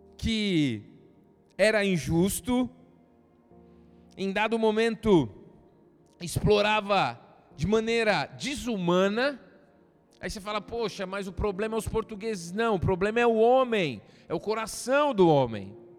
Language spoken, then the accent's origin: Portuguese; Brazil; nós brasileiros